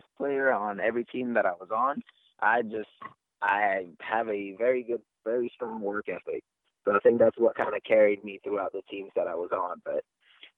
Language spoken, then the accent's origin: English; Frankfort, Kentucky, United States; moved away as an adult; also born or lived in Cameroon / Spartanburg, South Carolina / Wingate, North Carolina; now in Lansing, United States; in Cameroon, and I moved to the States when I was 8. And I stayed, and my family still stays in Frankfort, Kentucky